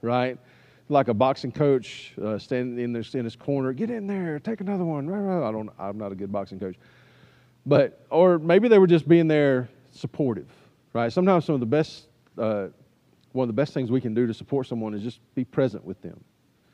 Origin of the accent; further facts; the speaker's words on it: United States; as an American